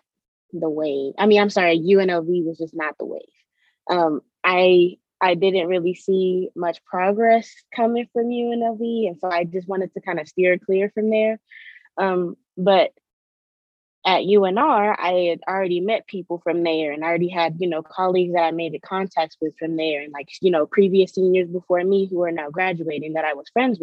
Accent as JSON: {"language": "English", "town": "Las Vegas", "region": "Nevada", "country": "United States", "lives_now": "Reno, United States", "said": "I'm from Las Vegas originally"}